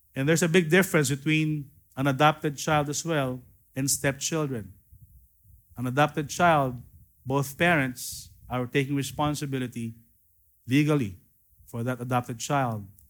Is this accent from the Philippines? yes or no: yes; Philippines; I am a Filipino, I'm not a Hebrew